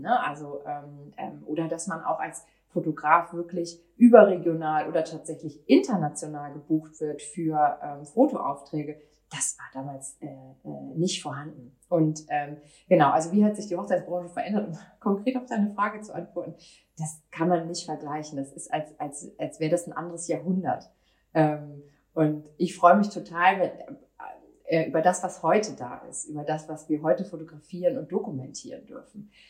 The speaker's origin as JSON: {"language": "German", "town": "Cuxhaven", "region": "Lower Saxony", "country": "Germany", "tie": "born or raised there", "moved": "yes", "lives_now": "Hamburg, Germany", "said": "Ich bin äh, in Cuxhaven in meiner Heimat"}